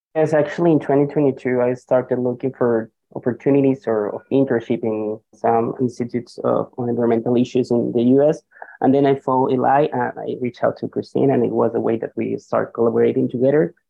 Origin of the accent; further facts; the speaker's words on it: Colombia; now in New York, United States; I'm also originally from Colombia